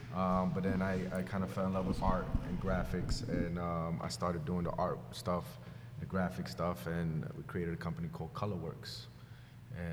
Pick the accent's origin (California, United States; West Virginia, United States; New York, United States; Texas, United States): New York, United States; New York City; we're from Corona at the end of the day.